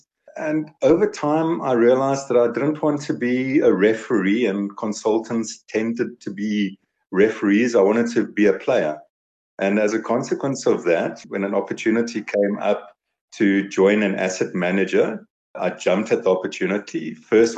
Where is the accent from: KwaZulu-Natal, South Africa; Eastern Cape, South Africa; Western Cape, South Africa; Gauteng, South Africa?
Gauteng, South Africa; Vereeniging; also born or lived in Potchefstroom / Kroonstad / Pretoria; now in Johannesburg, South Africa; I was born in Vereeniging, so I've been in and around all the little dorpies, Vereeniging, Potchefstroom. I had a little stint in Kroonstad.